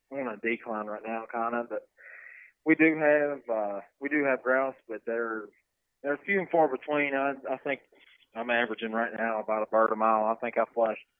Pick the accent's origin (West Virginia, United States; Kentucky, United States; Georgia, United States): West Virginia, United States; also born or lived in North Carolina; I'm from West Virginia. I've been West Virginia resident all my life, except for the four years that I was uh, stationed in North Carolina. I was in the Marine Corps for four